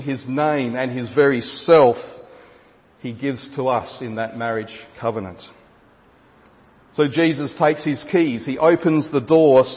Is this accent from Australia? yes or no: yes; Gawler, South Australia, Australia; of Gawler, my hometown